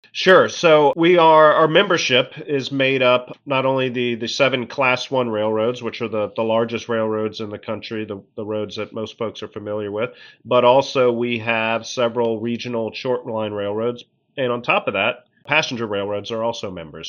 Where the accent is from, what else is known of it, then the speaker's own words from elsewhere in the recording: Lexington, Kentucky, United States; moved away as an adult; also born or lived in Athens, Georgia / Pittsburgh, Pennsylvania; now in Washington, D.C., United States; I really grew up in Lexington, Kentucky, uh, right in the central part of Kentucky, bluegrass region